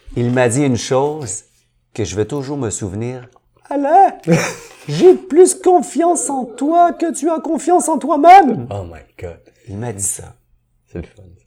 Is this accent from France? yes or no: no; Montreal, Quebec, Canada; je viens de Saint-Henri, mais je viens d'une famille très, très pauvre